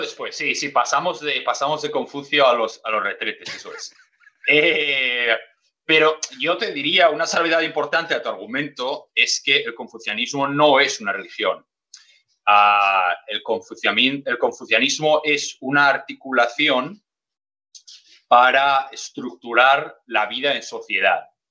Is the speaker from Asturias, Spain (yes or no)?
yes; Gijón, Asturias, Spain; born or raised there